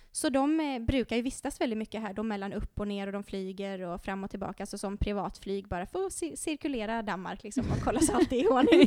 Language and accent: Swedish; Sweden; moved away as an adult; also born or lived in Norway; jag är ju svensk. Och eh, jag har ju jobbat i Norge i många år